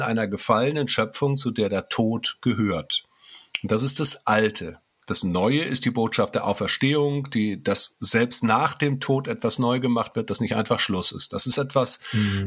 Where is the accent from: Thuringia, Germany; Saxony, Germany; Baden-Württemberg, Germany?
Thuringia, Germany; Gera; bei uns in Gera